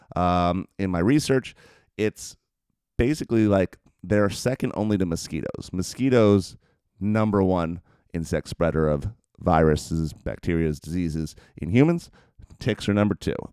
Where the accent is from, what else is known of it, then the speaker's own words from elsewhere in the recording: New Jersey, United States; where I grew up in New Jersey